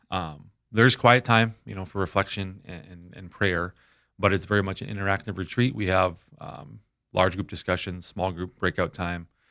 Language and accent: English; Minneapolis, Minnesota, United States; moved away as an adult; also born or lived in Saint Cloud, Minnesota; I was born and raised up in Minneapolis